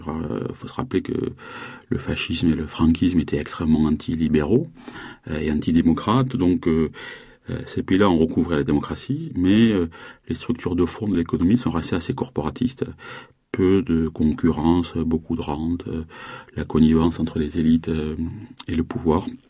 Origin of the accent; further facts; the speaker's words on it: south of France, France; je viens du, sud-sud de la France.